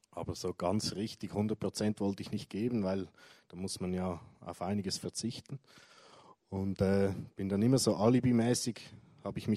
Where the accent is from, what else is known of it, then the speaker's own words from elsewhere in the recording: Zurich, Switzerland; Ja, also aufgewachsen bin ich in Zürich, in einer christlichen Familie.